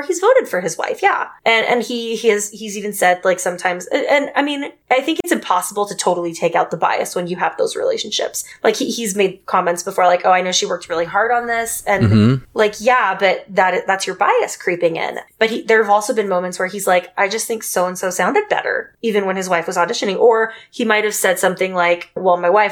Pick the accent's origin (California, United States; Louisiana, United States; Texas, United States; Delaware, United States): Texas, United States; I grew up in Texas